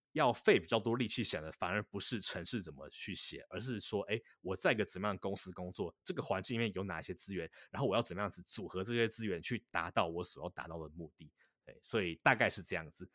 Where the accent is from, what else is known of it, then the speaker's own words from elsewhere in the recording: Taipei, Taiwan; moved away as an adult; now in Boston, United States; 我本身在台北市里面，呃，长大